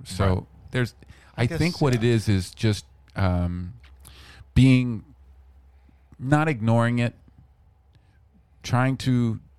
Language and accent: English; Vancouver, British Columbia, Canada